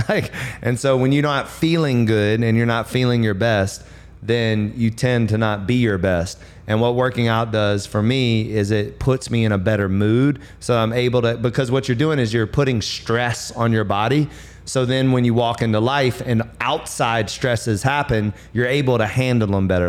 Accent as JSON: {"language": "English", "region": "the South", "country": "United States", "said": "I'm from the south, and my mom was a major cooker"}